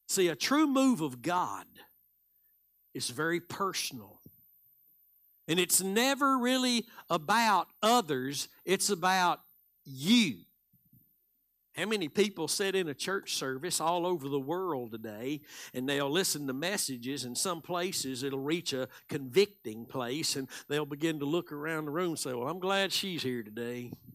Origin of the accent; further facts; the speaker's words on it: Texas, United States; I'm from Texas